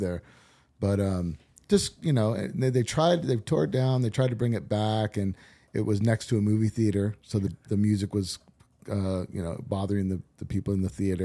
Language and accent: English; Orange County, California, United States; also born or lived in Whittier, California / Laguna Niguel, California / Huntington Beach, California; I grew up in Orange County. Uh, I was born in, uh, Whittier, California.